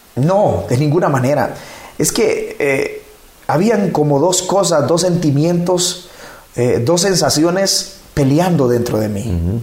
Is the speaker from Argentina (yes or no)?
no; La Labor, Ocotepeque, Honduras; moved away as an adult; also born or lived in Santa Rosa de Copán, Honduras; now in Ecuador; Soy hondureño. Nací en un pueblo eh, del municipio de La Labor, en Ocotepec